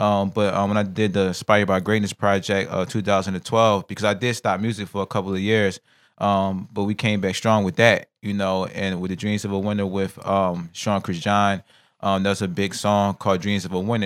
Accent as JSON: {"language": "English", "town": "Philadelphia", "region": "Pennsylvania", "country": "United States", "said": "I'm from North Philly section"}